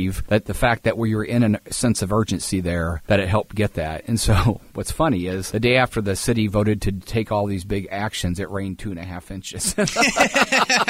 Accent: Springfield, Illinois, United States; moved away; also born or lived in Decatur; I'm so excited to be back in my hometown

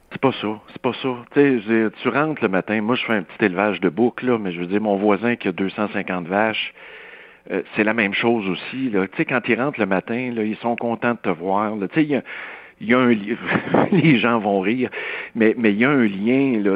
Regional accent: Saint-Rémi, Quebec, Canada; je viens d'un milieu rural, là, je peux t'en parler des suicides dans le rang Saint-Paul, chez nous à Saint-Rémy

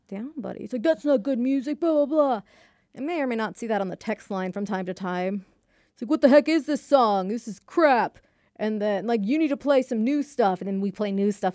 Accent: Texas, United States; also born or lived in United Kingdom; my Texas high school had a British club, and I'm actually Brit-, a British citizen

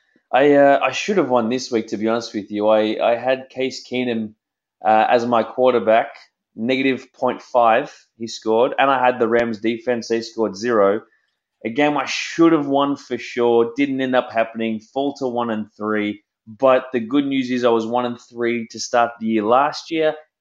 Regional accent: Melbourne, Victoria, Australia; moved away as an adult; also born or lived in New York City, United States; I grew up in a place called Greensboro

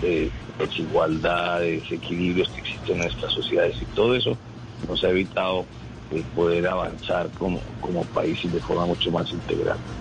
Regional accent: Colombia; como todos los colombianos

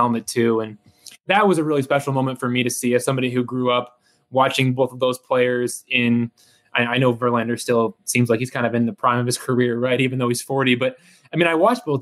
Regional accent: Detroit, Michigan, United States; I grew up in the Detroit area

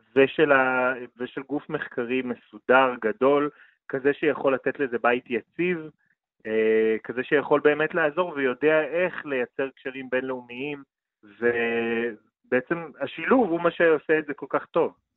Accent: Jerusalem, Jerusalem District, Israel; ההיסטוריה הגאה של ירושלים, שאני לקחתי בה חלק וגדלתי בה

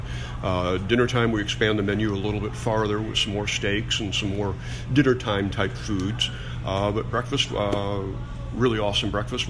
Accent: Wisconsin, United States; moved away; I'm from Wisconsin, so lived up there

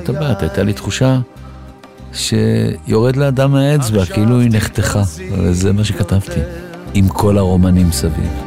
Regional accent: Tel Aviv, Tel Aviv District, Israel; also born or lived in Alonei Abba; הילדות בביצרון, רמת ישראל, ליד, אה, גבעתיים שמה, יד אליהו, בין כל האלה הייתה שכונה כזאת. עדיין יש. אני גדלתי בה עד גיל, אה, תשע.

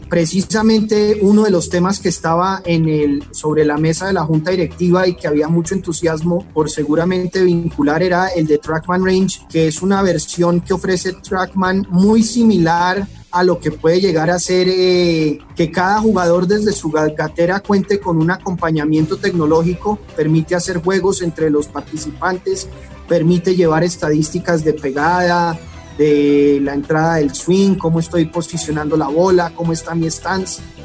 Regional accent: Colombia; en Colombia hemos heredado muchísimo de Europa

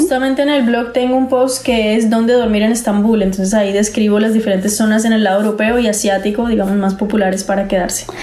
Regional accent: Santander, Colombia; yo soy santandereana, entonces será en la tierrita

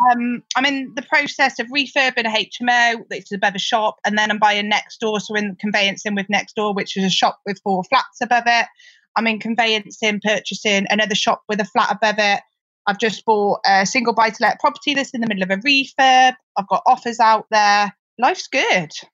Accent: Gloucester, South West England, United Kingdom; also born or lived in Liverpool / Cheltenham; I'm from Gloucester. You can probably tell that from my accent

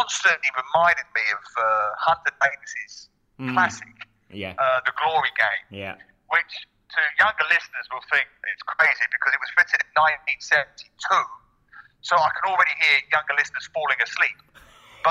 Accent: London, United Kingdom; moved away; I was born in East London, so it's a law that you have to support West Ham if you grow up in East London.

